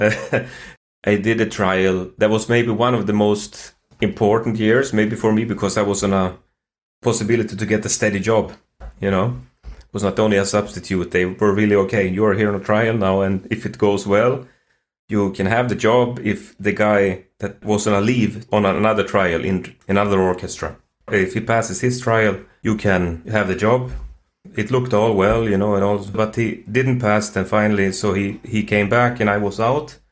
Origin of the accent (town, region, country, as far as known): Sweden; born or raised there